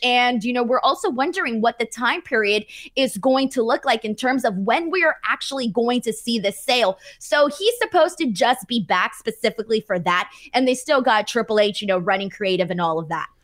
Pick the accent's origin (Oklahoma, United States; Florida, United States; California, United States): California, United States; Los Angeles; my hometown of, uh, you know, Los Angeles, California